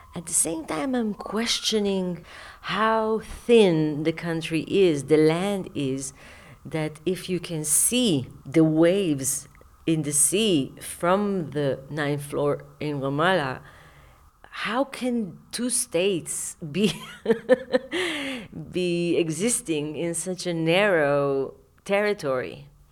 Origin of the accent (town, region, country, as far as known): Israel